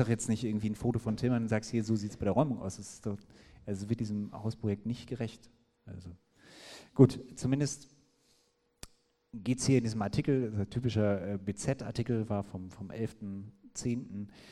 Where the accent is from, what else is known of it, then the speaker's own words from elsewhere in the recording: the Gütersloh area, North Rhine-Westphalia, Germany; ich komme ja aus der Gegend